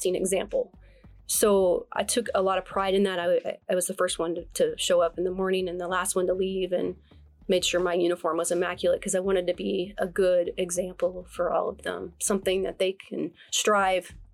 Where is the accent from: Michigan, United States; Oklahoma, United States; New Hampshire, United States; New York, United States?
Oklahoma, United States; Oklahoma City; moved away as an adult; now in Dallas, United States; Southside Oklahoma City